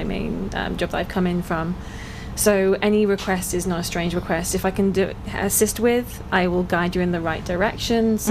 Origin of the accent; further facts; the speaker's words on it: England, United Kingdom; moved away as an adult; now in United States; I'm from England originally. I've been here over a year now.